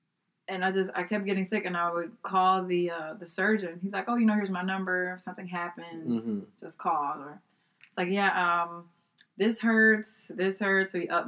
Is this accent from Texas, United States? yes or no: yes; Texas, United States; I'm from Texas